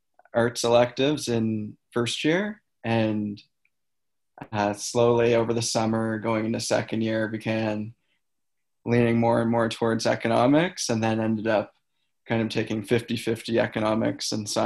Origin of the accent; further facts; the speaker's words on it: Antigonish, Nova Scotia, Canada; I'm also from Anaganish, so I stayed local and ended up living on campus